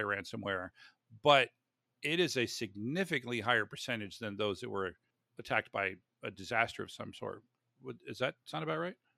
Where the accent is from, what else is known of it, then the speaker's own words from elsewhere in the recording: Florida, United States; I grew up in Florida